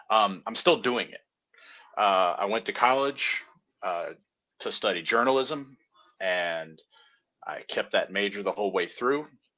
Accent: Silver Spring, Maryland, United States; also born or lived in various countries; I'm not originally from around these parts. I'm from Maryland, but I spent like half my childhood in Silver Spring, Maryland, which is a suburb of DC. And the other half was in various countries because my dad was a diplomat.

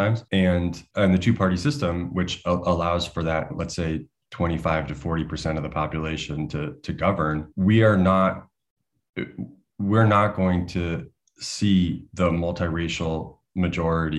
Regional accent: United States; As an American

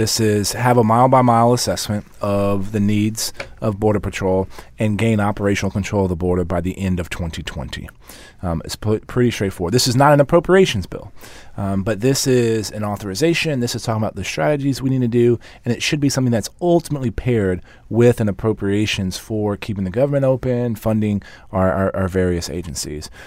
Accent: San Antonio, Texas, United States; the mayor of my hometown

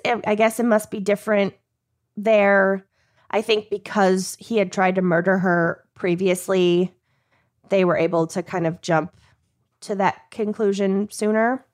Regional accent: United States; as an American

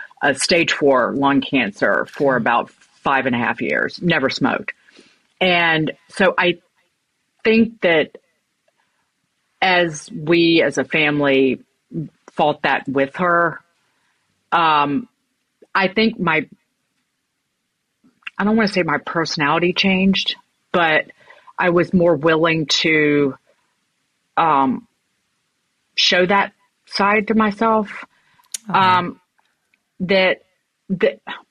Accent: Brookneal, Virginia, United States; I grew up in it's called Brookneal, Virginia. It is in Southern Virginia.

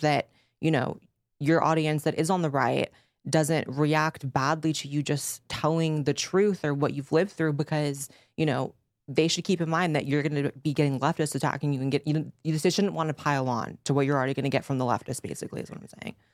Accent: California, United States; I grew up in California, I grew up with lefties

